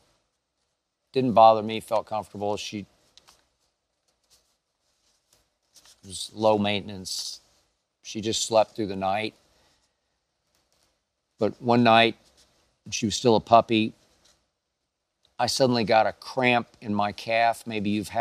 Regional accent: Oklahoma City, Oklahoma, United States; growing up in Oklahoma City

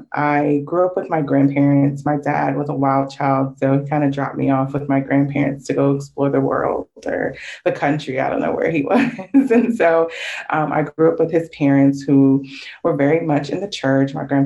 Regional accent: Connecticut, United States; I grew up in Connecticut, was born in Connecticut, and so that's where I lived for a while.

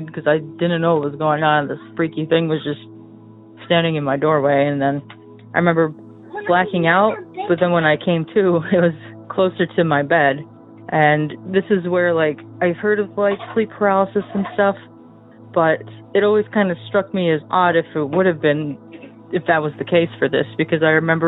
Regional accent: Michigan, United States; from Michigan.

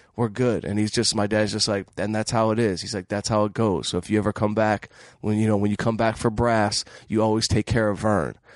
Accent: Detroit, Michigan, United States; moved away as an adult; now in Los Angeles, United States; I'm from Detroit, so I grew up in scrap, in the scrap metal business

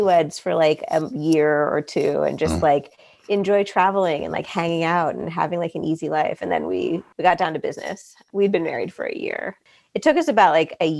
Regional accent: Arizona, United States; moved away as an adult; also born or lived in New Jersey / Los Angeles; So I was born in New Jersey, but I spent most of my childhood in Arizona, and I went to the University of Arizona for college

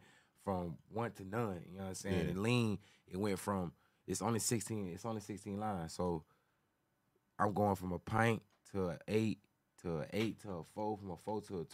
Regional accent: Florida, United States; I'm from Florida

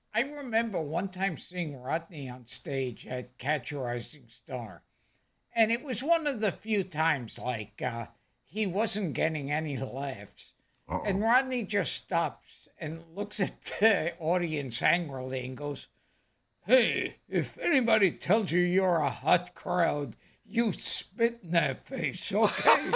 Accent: New York City, New York, United States

